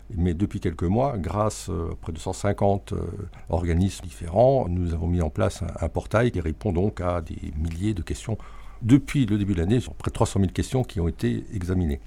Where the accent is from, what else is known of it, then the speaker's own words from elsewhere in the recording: Alsace, Grand Est, France; En tant qu'Alsacien